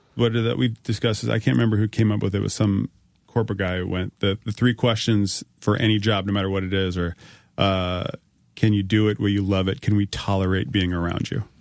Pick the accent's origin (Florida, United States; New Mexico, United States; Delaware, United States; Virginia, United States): Virginia, United States; Northern; I'm from Northern Virginia